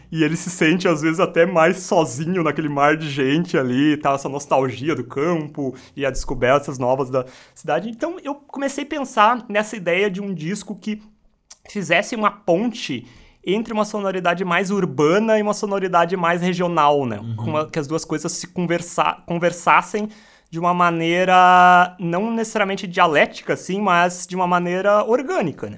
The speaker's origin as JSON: {"language": "Portuguese", "town": "Taquara", "region": "Rio Grande do Sul", "country": "Brazil", "tie": "born or raised there", "said": "Eu sou natural de Taquara"}